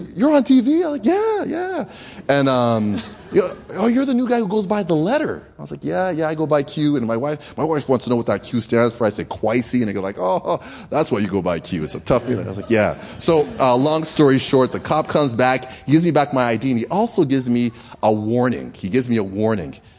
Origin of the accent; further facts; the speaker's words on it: Canada; moved away; I was raised in Canada